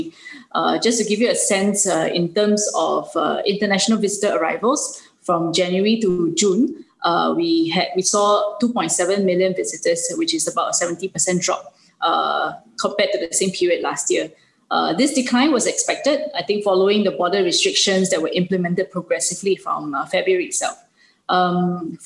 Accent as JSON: {"language": "English", "country": "Singapore", "tie": "born or raised there", "moved": "as an adult", "lives_now": "Mumbai, India", "said": "I've been in Singapore my whole life, being a Singaporean"}